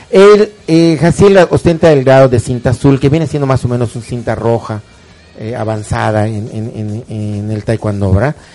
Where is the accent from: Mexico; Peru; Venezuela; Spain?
Mexico; Yucatán; de Yucatán.